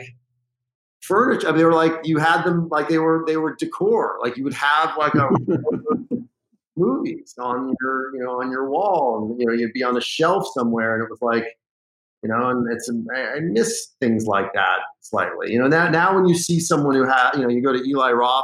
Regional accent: Los Angeles, California, United States; I grew up in the Pacific Palisades, Santa Monica area

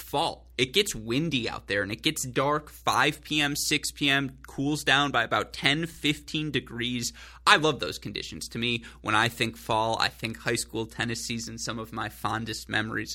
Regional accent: Southeast Michigan, United States; I grew up in Southeast Michigan

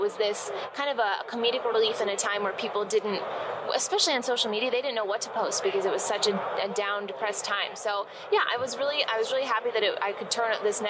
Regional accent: Michigan, United States; now in Chicago, United States; So I'm born and raised in Michigan. Okay. Born and raised. Remember that, people, when I tell you the next thing. I'm a diehard Green Bay Packers fan living in the state of Michigan. And then just to make it a little bit worse, I moved to Chicago

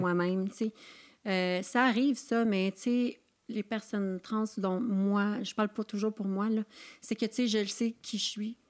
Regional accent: Saint-Siméon, Quebec, Canada; moi, je viens d'une petite région dans Charlevoix

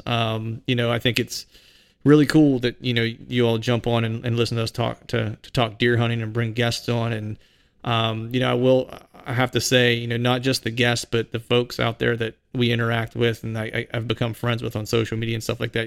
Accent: Bedford, Pennsylvania, United States; moved away as an adult; also born or lived in Philadelphia area, Pennsylvania; I live outside of Philadelphia, and my hometown's in, in Bedford

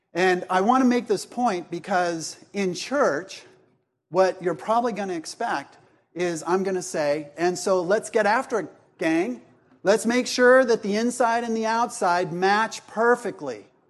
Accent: Laguna Beach, California, United States; also born or lived in Columbia, South Carolina; I was raised in Laguna Beach

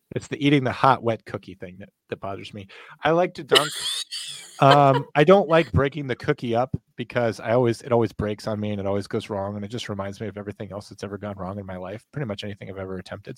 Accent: United States; I'm from America

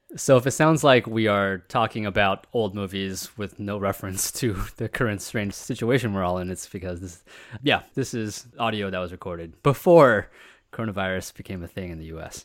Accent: United States; as Americans

